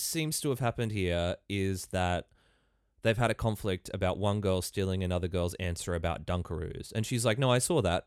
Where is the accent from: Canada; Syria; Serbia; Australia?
Australia; Ballina, New South Wales; I come from Ballina in northern New South Wales.